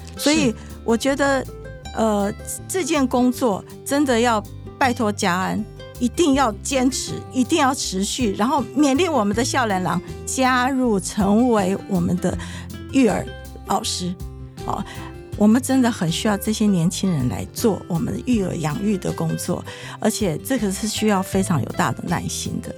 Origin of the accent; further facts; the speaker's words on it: Nantou County, Taiwan; moved away as an adult; also born or lived in Yilan / Taichung; now in Changhua, Taiwan; 我是在宜兰出生，南投长大